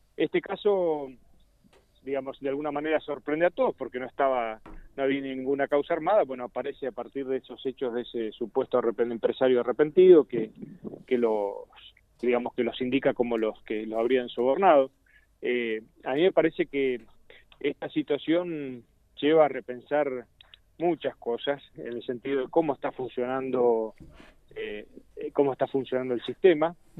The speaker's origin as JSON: {"language": "Spanish", "region": "Santa Fe", "country": "Argentina", "said": "como santafesinos y como legislador santafesino"}